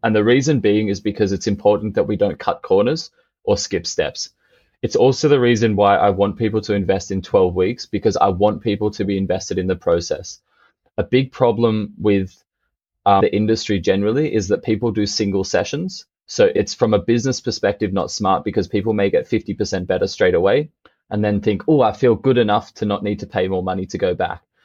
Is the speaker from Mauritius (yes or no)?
no; Australia; now in Berlin, Germany; when I was growing up in Australia